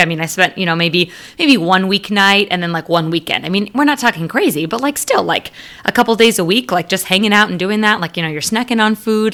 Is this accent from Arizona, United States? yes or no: yes; Arizona, United States; my roots growing up in Arizona